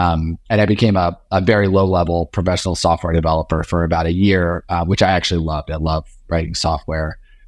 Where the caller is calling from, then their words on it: New York City, New York, United States; I'm here in lovely Union Square, New York City, just on 11th and University, just south of Union Square.